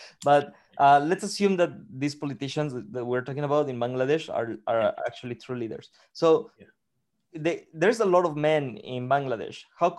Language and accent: English; Mexico; I'm from Mexico